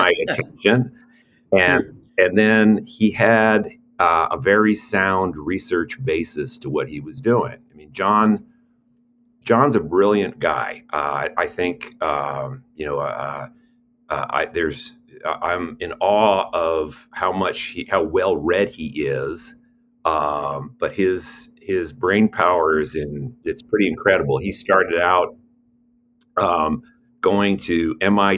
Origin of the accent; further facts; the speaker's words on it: San Francisco, California, United States; I grew up in San Francisco in a little Italian neighborhood.